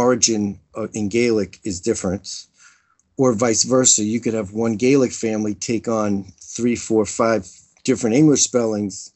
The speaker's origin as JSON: {"language": "English", "country": "United States", "tie": "born or raised there", "said": "growing up in America"}